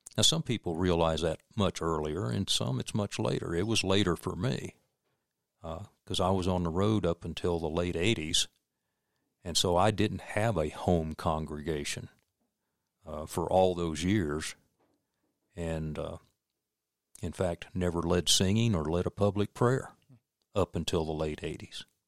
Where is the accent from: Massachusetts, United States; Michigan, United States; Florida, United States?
Florida, United States; also born or lived in Dexter, Missouri / Winter Haven, Florida / Lake City, Florida; we moved to Florida when I was almost six years old